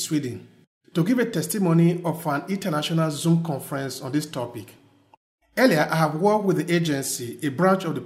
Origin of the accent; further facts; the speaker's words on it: Nigeria; moved away as an adult; now in Verona, Italy; I'm originally from Nigeria. And I've been living in Verona, Italy since August of 2004